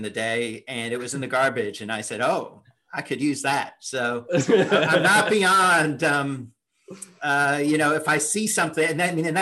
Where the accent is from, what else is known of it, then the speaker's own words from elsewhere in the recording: Indianapolis, Indiana, United States; moved away; I grew up in Indianapolis, so I moved there when I was 10